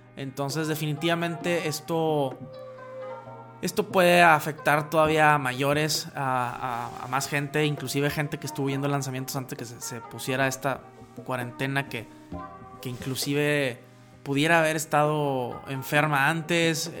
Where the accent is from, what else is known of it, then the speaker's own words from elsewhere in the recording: Mexico; en México, donde, de donde soy yo